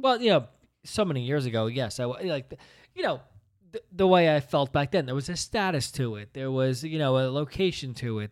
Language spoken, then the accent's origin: English; Princeton, New Jersey, United States; we grew up in the Princeton area